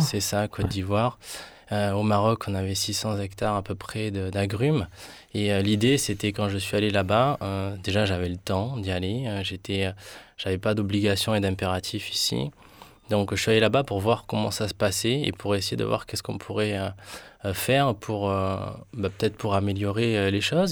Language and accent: French; Colombia; now in France; chez moi, là où je suis né, en Colombie.